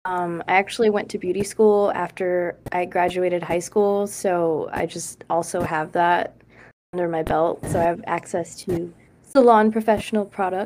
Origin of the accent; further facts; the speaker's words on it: Chicago, Illinois, United States; now in California, United States; because I'm coming from the Midwest and. And then Chicago, the city, it's like, I have like a idea of how to hustle.